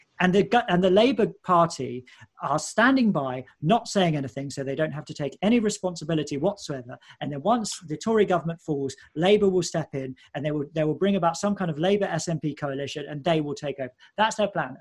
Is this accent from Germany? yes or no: no; United Kingdom; as a British person